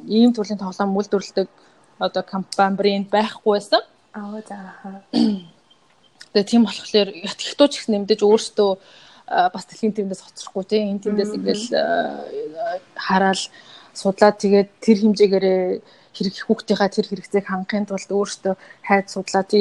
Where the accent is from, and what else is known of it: Mongolia; now in China